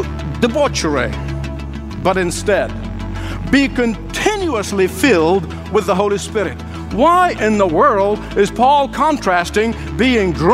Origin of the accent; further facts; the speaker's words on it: Egypt; moved away as an adult; The first 19 years of my life was spent growing up in Egypt